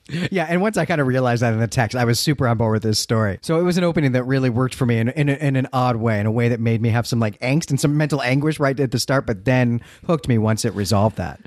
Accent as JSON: {"language": "English", "country": "United States", "also_born_or_lived": "Northern England", "moved": "as an adult", "said": "I'm an American, but I've lived in England"}